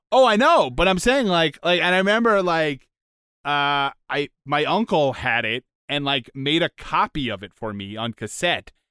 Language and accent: English; United States; as an American